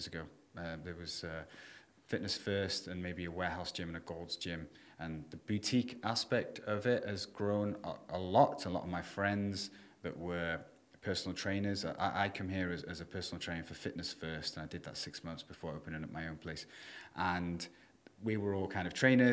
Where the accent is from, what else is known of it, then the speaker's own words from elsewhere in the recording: Prestatyn, Wales, United Kingdom; also born or lived in Thailand; now in Dubai, United Arab Emirates; my hometown in North Wales, you know, 40,000 people or whatever.